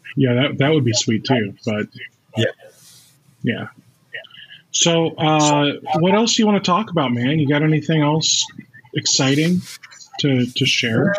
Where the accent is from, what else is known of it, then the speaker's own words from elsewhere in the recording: United States; as an American